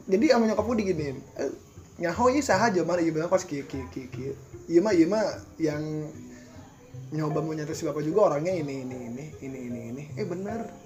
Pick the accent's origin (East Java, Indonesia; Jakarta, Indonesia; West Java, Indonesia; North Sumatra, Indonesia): West Java, Indonesia; Bogor; nggak kayak kita Sunda Bogor lah gitu iya Sunda Bogor kas, agak-agak kasar